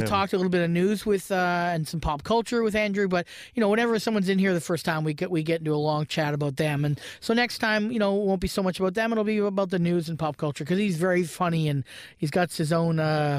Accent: Brantford, Ontario, Canada; now in Toronto, Canada; I lived some kind of weird existence in Brantford, a small

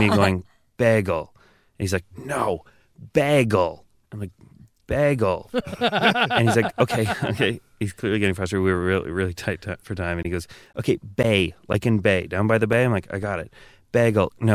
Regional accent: Canada; accent: Canadian; moved away as an adult; now in United States; I'm still very much Canadian

